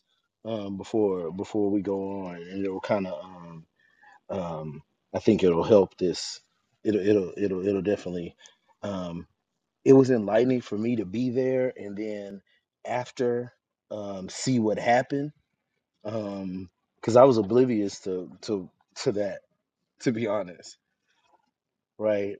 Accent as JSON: {"language": "English", "region": "Texas", "country": "United States", "moved": "as an adult", "lives_now": "Connecticut, United States", "said": "I'm from Texas"}